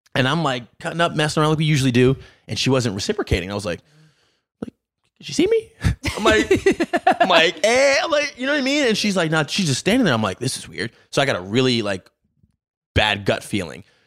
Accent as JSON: {"language": "English", "town": "Baltimore", "region": "Maryland", "country": "United States", "tie": "born or raised there", "said": "Born and raised in Baltimore"}